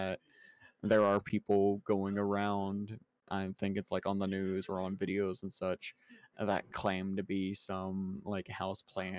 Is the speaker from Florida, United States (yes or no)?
yes; Florida, United States; I'm from Florida.